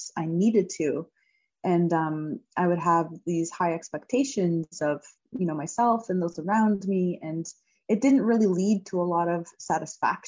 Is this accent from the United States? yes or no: no; Hamilton, Ontario, Canada; performing as an anthem singer in front of nearly 40,000 people in my hometown at the Hamilton Tiger Cats CFL game